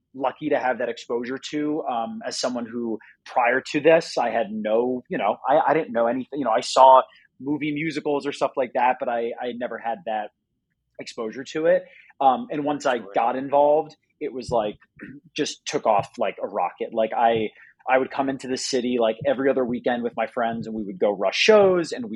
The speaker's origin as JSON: {"language": "English", "region": "New Jersey", "country": "United States", "said": "I'm from Jersey originally."}